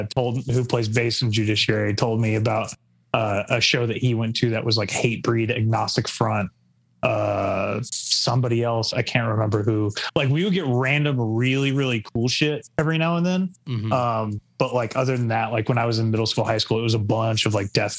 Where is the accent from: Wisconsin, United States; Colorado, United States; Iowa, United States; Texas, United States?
Texas, United States; Lubbock; moved away as an adult; now in San Antonio, United States; I'm born and raised in Lubbock. The original four of us are all from there.